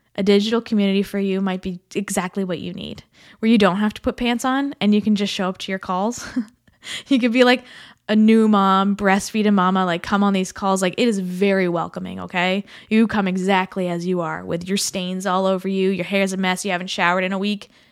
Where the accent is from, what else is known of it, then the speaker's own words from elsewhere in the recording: Canada; as a Canadian, in the thick of the snow